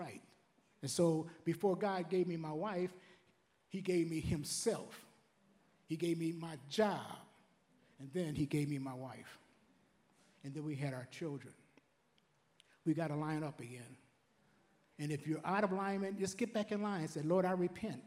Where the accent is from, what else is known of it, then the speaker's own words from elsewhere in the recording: Detroit, Michigan, United States; I was raised in Detroit back in the 60s